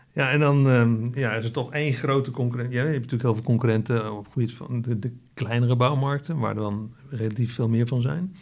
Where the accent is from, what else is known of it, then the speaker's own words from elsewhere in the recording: Netherlands; wij als Hollanders